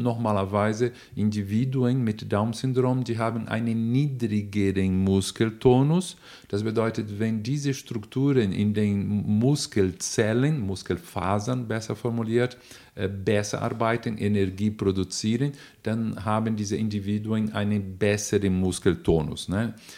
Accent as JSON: {"language": "German", "country": "Brazil", "accent": "Brazilian", "second_language": "German", "moved": "yes", "said": "ich bin Brasilianer, man merkt sofort meinen Akzent"}